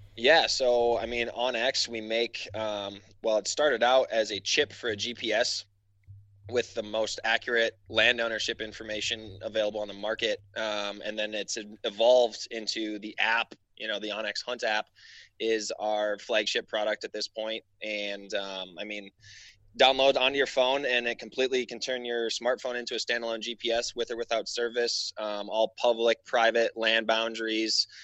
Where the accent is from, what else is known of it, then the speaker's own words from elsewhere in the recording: Wisconsin, United States; moved away; also born or lived in Alaska; I grew up in Wisconsin